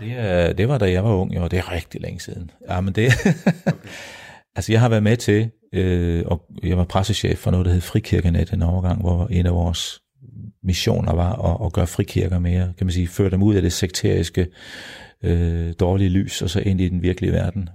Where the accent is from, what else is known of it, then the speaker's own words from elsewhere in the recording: Denmark; mine, mine kære landsmænd